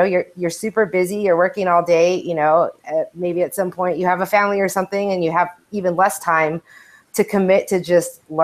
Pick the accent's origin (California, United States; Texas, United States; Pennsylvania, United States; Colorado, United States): Texas, United States; El Paso; moved away; my hometown, the West Texas town of El Paso